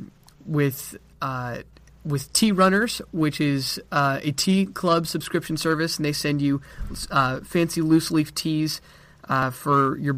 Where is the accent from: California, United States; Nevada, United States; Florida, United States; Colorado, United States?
Colorado, United States; Colorado Springs; moved away as an adult; now in Texas, United States; I am from Colorado Springs, Colorado, but I'm currently in Texas getting my bachelor's degree